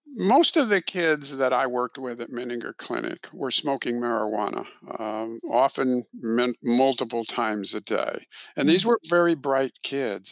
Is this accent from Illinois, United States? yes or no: yes; Illinois, United States; also born or lived in Texas; now in Houston, United States; I'm originally from Illinois